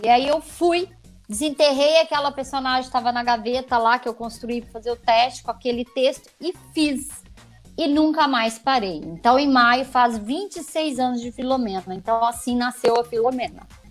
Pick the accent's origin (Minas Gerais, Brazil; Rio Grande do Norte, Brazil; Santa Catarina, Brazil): Minas Gerais, Brazil; Conselheiro Lafaiete; moved away as an adult; also born or lived in Belo Horizonte; now in São Paulo, Brazil; é a cidade onde eu nasci